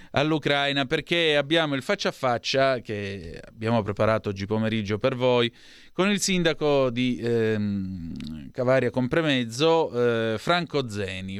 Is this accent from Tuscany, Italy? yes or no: no; Calabria, Italy; dalle mie parti in Calabria